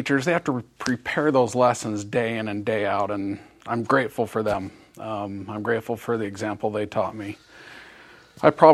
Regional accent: Boise, Idaho, United States; I grew up in Boise

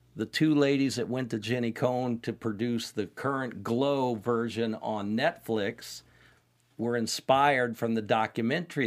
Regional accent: Indianapolis, Indiana, United States; I'm from Indianapolis

